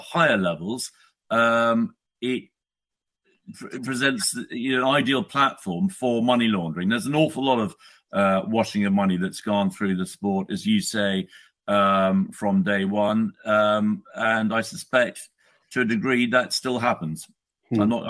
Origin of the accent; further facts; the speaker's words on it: United Kingdom; I'm a Brit, I live in the UK